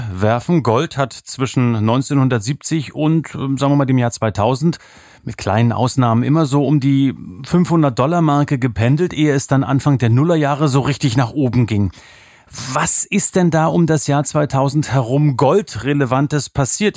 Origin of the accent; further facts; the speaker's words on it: East Germany, Germany; now in Swabia, Germany; Ich bin ja ein Ossi im Schwabenland